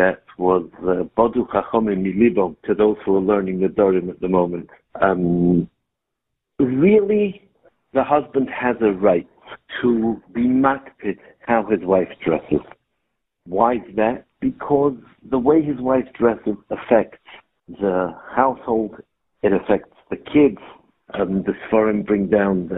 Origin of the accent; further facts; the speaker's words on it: Gateshead, North East England, United Kingdom; I was born in Gated. Yeah. And I grew up 5 houses down from